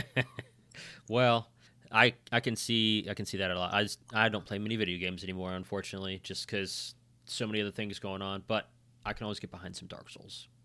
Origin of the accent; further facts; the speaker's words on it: West Virginia, United States; We're from West Virginia